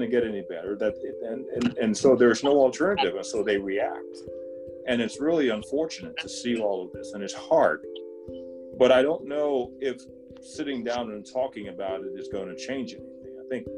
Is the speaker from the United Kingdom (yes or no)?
no; Trinidad & Tobago; born there; moved away; I'm not African American. I was born in Trinidad, but been here most of my life.